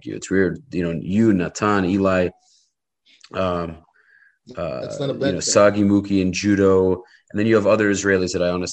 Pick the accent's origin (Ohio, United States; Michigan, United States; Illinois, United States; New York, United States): New York, United States; accent: New York accent; moved away as an adult; now in Miami, United States; I'm from New York originally